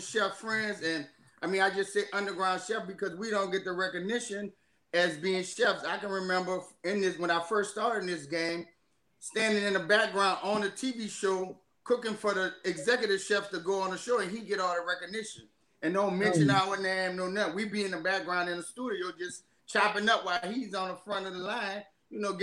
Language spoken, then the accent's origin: English; New Orleans, Louisiana, United States; now in Arkansas, United States; I just born and raised in New Orleans. Right now, I'm living in Arkansas